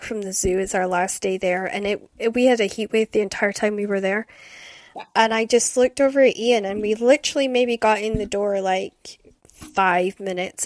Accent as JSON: {"language": "English", "region": "Scotland", "country": "United Kingdom", "tie": "born or raised there", "also_born_or_lived": "Aberdeen / Shetland", "said": "growing up in Scotland"}